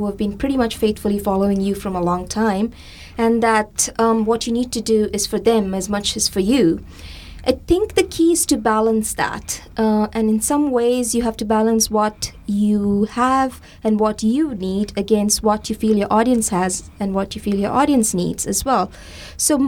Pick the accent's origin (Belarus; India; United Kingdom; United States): India; moved away; my memories of growing up in India